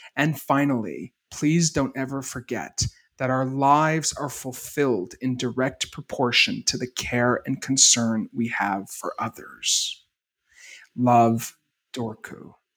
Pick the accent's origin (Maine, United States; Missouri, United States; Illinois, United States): Maine, United States; I grew up in Maine